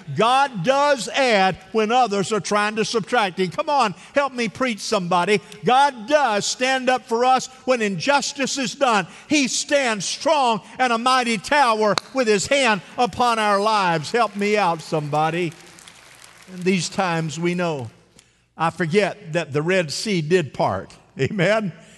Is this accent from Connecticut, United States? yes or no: no; Central Florida, United States; The mousetrap